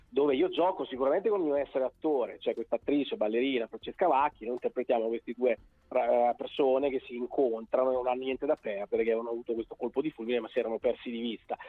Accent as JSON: {"language": "Italian", "town": "Bologna", "region": "Emilia-Romagna", "country": "Italy", "said": "io sono di Bologna ma Roma è la mia seconda casa"}